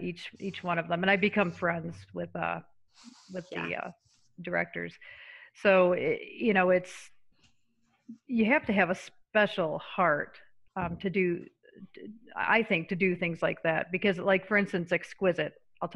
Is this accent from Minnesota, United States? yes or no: no; Syracuse, New York, United States; moved away; I grew up in Syracuse, New York